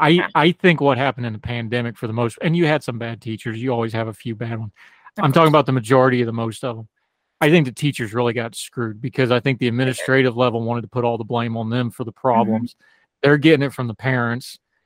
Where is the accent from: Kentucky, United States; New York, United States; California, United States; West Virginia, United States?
West Virginia, United States; my home state, who I love so much